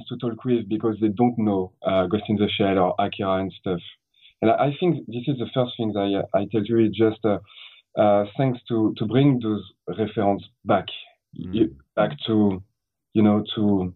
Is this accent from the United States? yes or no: no; France; English is a second language; in France we got a real problem with this. So personally, I learned English only when I I work, not really at school